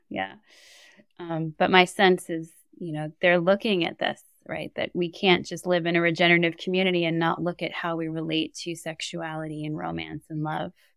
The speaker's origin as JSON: {"language": "English", "town": "New York City", "region": "New York", "country": "United States", "tie": "born or raised there", "said": "growing up in New York City"}